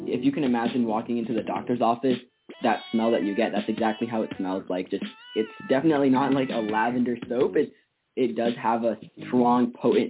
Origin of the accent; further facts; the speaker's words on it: Ethiopia; now in Fairfax, United States; I'm a 14-year-old going to Woodson High School in Fairfax, Virginia, and I was born in Ethiopia.